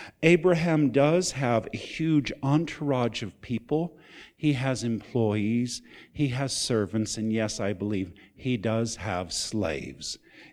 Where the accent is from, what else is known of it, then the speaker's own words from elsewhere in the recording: West Coast, United States; also born or lived in Deep South; I came from the West Coast. It's quite unique. Then I went to the Deep South. It's a different world.